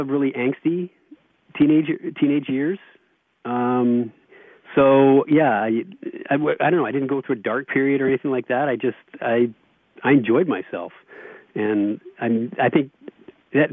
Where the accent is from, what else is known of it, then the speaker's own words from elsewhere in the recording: Vancouver, British Columbia, Canada; born and raised in Vancouver